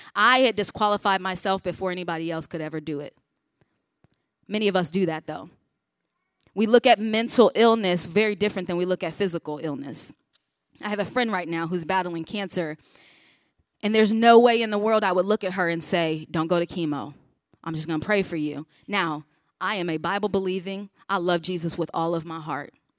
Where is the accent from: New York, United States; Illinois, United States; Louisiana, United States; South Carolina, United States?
Illinois, United States; Chicago; I grew up in the Chicago region